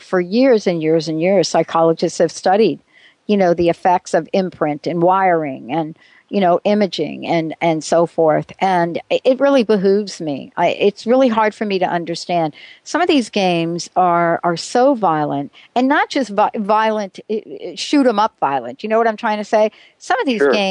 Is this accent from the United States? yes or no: yes; New York, United States; I was an active kid. I grew up in New York.